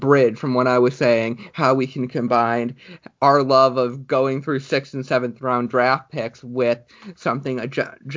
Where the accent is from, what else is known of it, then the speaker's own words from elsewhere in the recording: Cleveland, Ohio, United States; I'm from Cleveland